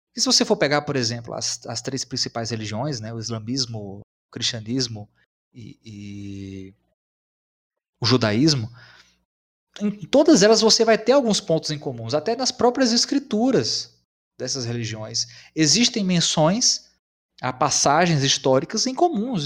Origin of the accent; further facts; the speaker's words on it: São Francisco Valley, Brazil; nós somos aqui da região do Vale do São Francisco